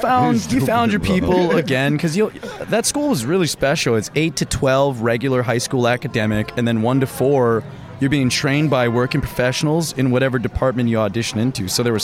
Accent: Los Angeles, California, United States; I'm from the West Side.

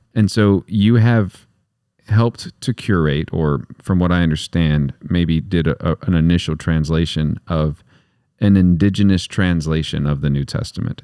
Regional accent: West Texas, United States; I'm from West Texas

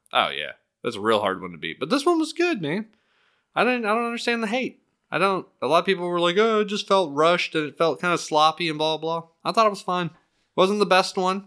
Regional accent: Miami, Florida, United States; growing up in Miami

